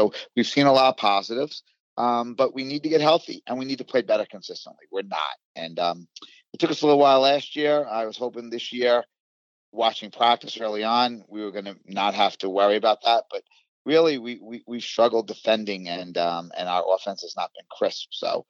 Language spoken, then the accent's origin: English; Long Island, New York, United States; Well, I grew up on Long Island, and in the years of 1980 to 84, I was in high school.